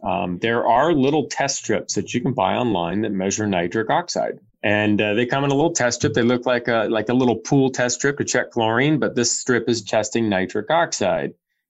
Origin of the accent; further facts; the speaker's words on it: Windsor, Ontario, Canada; I grew up in Windsor as a kid. I had a lot of old Italian friends and their dads and their nonas and papas and all that.